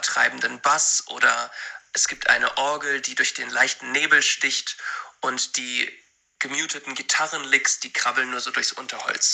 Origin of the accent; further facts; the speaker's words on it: Hanover, Lower Saxony, Germany; Wir kommen aus Hannover